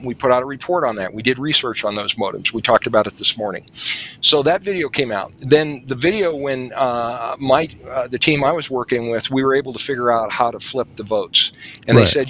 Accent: New Mexico, United States; I'm from New Mexico

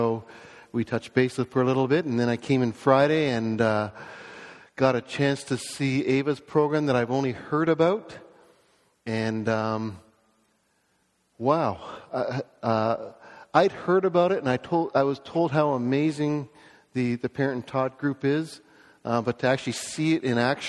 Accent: Toronto, Ontario, Canada; I was born in Scarborough, raised in a Christian home

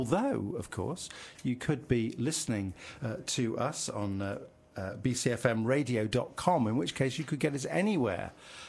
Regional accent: Midlands, United Kingdom; now in Bristol, United Kingdom; I come from the Midlands

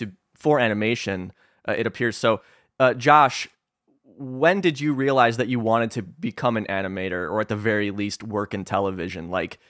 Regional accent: Northeastern Illinois, United States; I'm from Northeastern Illinois.

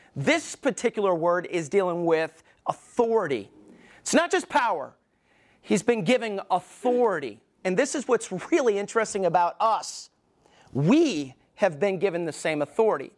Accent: Alabama, United States; moved away; I was growing up in Alabama, we didn't go to shooting ranges

